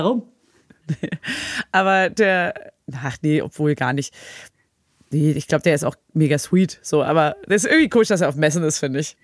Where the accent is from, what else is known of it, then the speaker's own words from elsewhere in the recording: Berlin, Germany; now in Paris, France; ich als Berlinerin